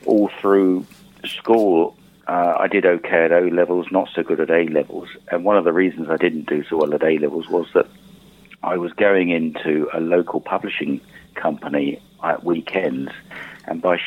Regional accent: Shoreham-by-Sea, South East England, United Kingdom; My hometown, Shoreham-by-Sea, and there was a publisher of horse racing material in the town

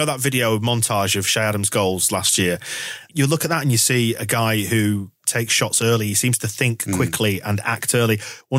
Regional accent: Bradford, Yorkshire and the Humber, United Kingdom; I'm from Bradford

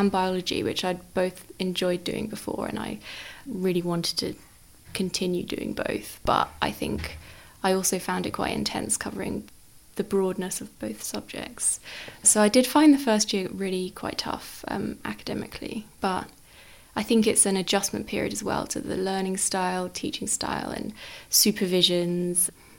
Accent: Worthing, South East England, United Kingdom; I'm from Worthing, so I went to school there, just my local school.

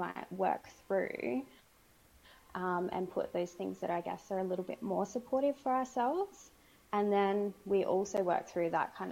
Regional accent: Sydney, New South Wales, Australia; I'm Australian. I'm from Sydney.

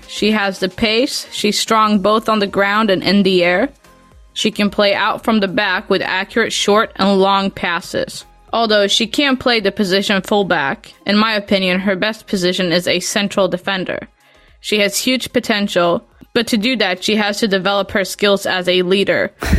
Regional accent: Sweden; accent: Swedish; my Swedish accent

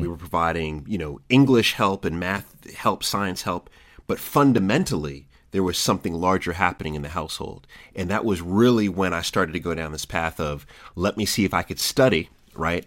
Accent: Jamaica; also born or lived in DMV area; I'm Jamaican

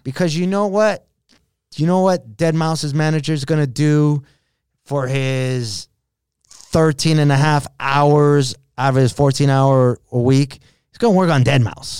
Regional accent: Los Angeles, California, United States; a kid from East L

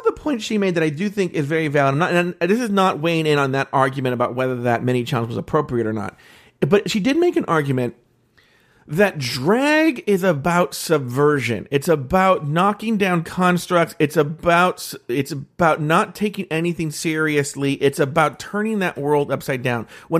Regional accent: California, United States; I'm from the Bay Area

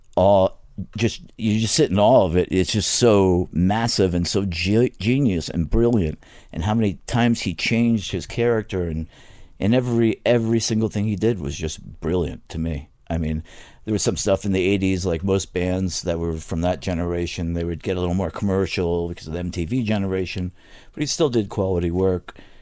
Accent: New York, United States; accent: New York; moved away; also born or lived in Florida; I grew up in New York, and then my mother decided to move to Florida in the backwoods of Florida

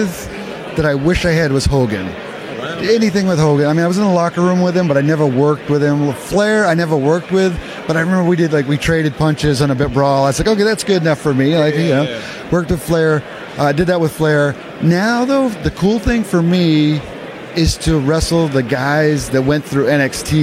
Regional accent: Maine, United States; I grew up in Maine.

